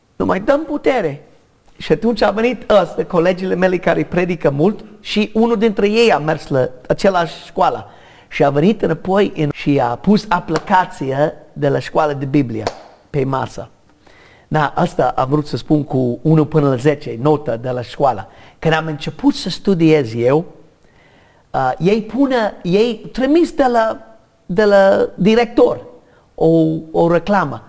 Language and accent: Romanian; United States; Romanian is a second language; moved away; also born or lived in Romania; N-am cerut să fii născut în America. De fapt, am sânge de irlandez. Nu știu de ce am fost născut în America